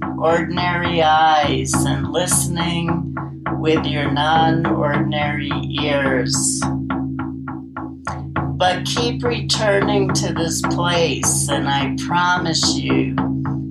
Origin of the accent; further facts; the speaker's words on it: New York City, New York, United States; moved away; also born or lived in San Francisco; I grew up in Brooklyn, and I lived in San Francisco